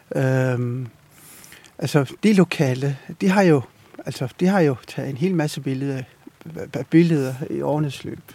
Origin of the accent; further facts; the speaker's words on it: Ilulissat, Avannaata, Greenland; jeg kommer fra Ilulissat, født og opvokset i Ilulissat